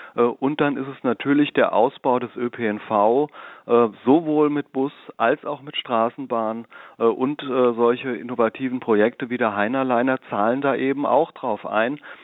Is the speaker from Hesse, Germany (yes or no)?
yes; Darmstadt, Hesse, Germany; ich bin äh, gebürtiger Darmstädter, 52 Jahre alt, äh, im Marienhospital äh, geboren, äh, in der Bessunger Dorfkirche getauft, äh, bin in Darmstadt zur Schule gegangen